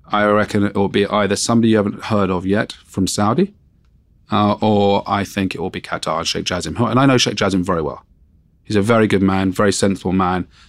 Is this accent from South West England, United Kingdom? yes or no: no; Surrey, South East England, United Kingdom; also born or lived in Wimbledon, London; I grew up in, um, Surrey.